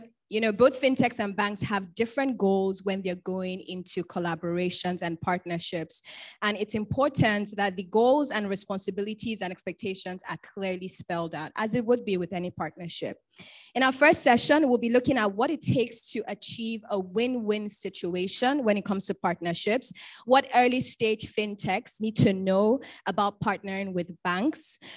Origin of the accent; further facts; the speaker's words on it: Bayelsa, Nigeria; I'm from Bayelsa State. I'm an Ijaw woman.